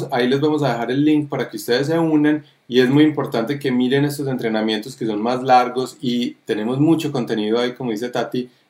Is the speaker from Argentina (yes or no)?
no; Colombia; now in New York, United States; soy el eh, papá de David, que soy eh, colombiano. Eh, viviendo en Nueva York